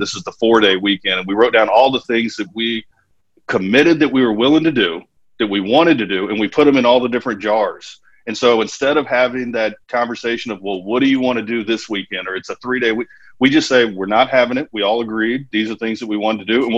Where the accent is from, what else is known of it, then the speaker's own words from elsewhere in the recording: Baton Rouge, Louisiana, United States; I'm from Baton Rouge